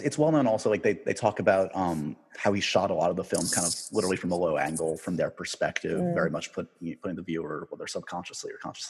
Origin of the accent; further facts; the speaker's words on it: New York City, New York, United States; I grew up in New York City.